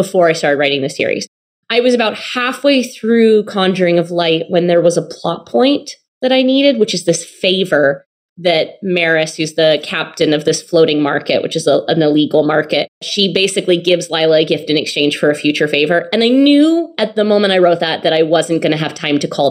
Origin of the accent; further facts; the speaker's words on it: United States; an American by birth